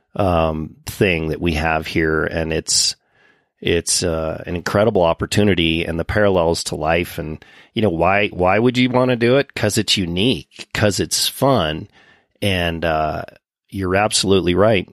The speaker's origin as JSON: {"language": "English", "town": "Winter Park", "region": "Colorado", "country": "United States", "tie": "born or raised there", "said": "when I was a youngster growing up in Winter Park"}